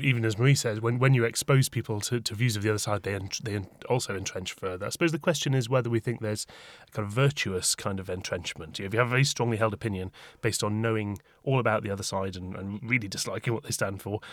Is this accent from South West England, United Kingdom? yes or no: no; Tyneside, North East England, United Kingdom; moved away as an adult; now in London, United Kingdom; In my mind, Tyneside is still my home with a capital H